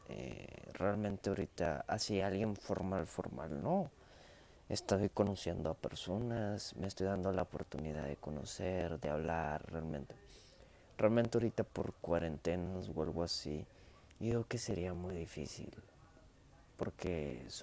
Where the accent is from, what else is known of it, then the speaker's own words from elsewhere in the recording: Monterrey, Nuevo León, Mexico; Y sí, sí, soy de México, soy regiomontano, soy mexicano.